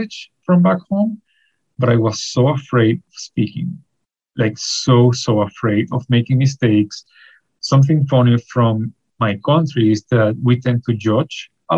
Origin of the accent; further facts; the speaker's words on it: Venezuela; English is a second language; moved away as an adult; now in Peterborough, Canada; I'm from Venezuela